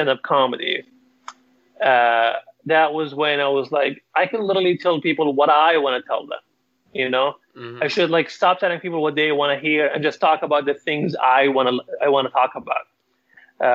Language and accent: English; Libya; moved away; I'm from Libya, and I have to mention like I am an immigrant